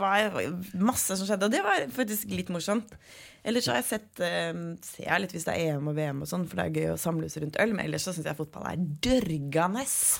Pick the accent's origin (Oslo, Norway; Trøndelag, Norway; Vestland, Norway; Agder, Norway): Oslo, Norway; jeg er fra Oslo